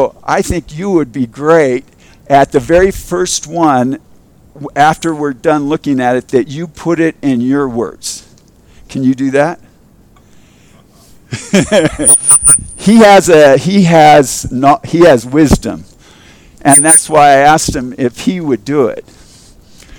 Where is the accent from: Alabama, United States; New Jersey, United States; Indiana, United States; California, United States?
California, United States; Culver City; I grew up in Culver City, and in Culver City, we had a huge Jewish